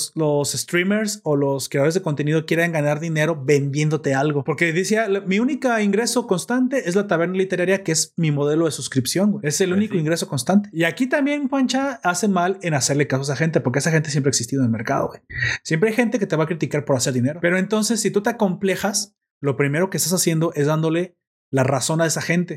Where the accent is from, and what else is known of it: Mexico